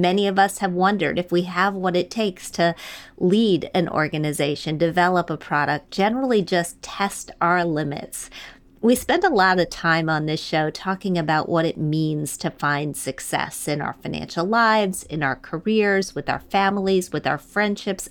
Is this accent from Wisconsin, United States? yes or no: yes; Wisconsin, United States; moved away as an adult; also born or lived in Michigan; I was born in Michigan, raised in Wisconsin, went to the big city after college